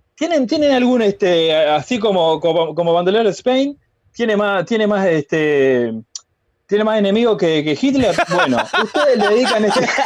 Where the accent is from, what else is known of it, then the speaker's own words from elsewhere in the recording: Flor de Maroñas, Montevideo, Uruguay; Yo, de Flor de Maroña, papá, Uruguay